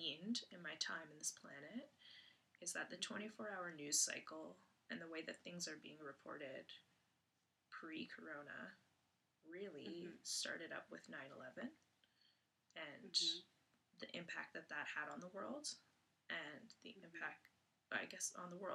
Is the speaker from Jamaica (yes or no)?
no; Canada; as a Canadian